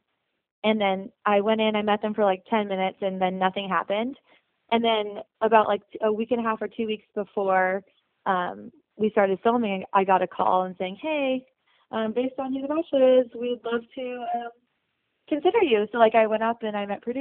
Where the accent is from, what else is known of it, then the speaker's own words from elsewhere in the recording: San Diego, California, United States; I am from San Diego